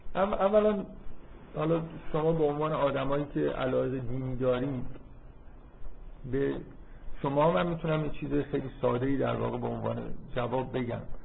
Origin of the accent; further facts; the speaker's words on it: Iran; از من میپرسن که تو مال کجایی ایران